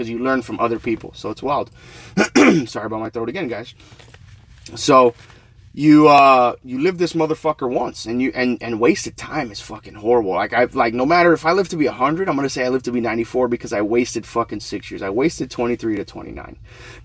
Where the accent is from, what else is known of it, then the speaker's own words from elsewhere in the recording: Florida, United States; also born or lived in New York; I was raised in Florida